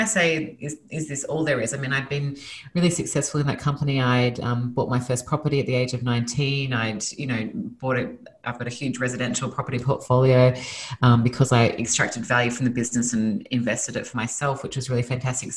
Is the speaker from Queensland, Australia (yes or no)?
no; Sydney, New South Wales, Australia; moved away as an adult; now in Los Angeles, United States; Originally, I'm from Australia. So I was born and raised in Sydney, Australia, moved to Los Angeles 5 years ago